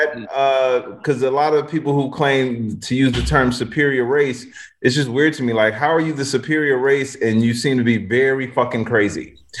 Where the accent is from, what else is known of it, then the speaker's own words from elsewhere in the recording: Chicago, Illinois, United States; I grew up in one of the shittiest parts of Chicago. Not the suburbs, not where Oprah stay.